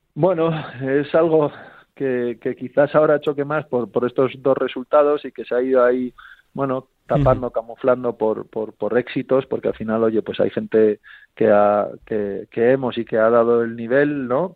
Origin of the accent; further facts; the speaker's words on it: Spain; lo que siempre queremos como españoles